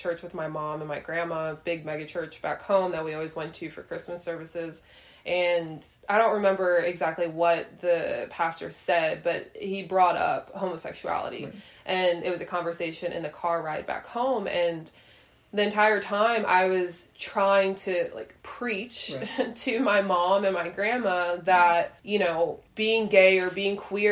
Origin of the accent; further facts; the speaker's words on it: northern suburbs of Chicago, Illinois, United States; moved away; also born or lived in Tennessee; I'm from the North Illinois suburbs of Chicago. So I didn't grow up in the church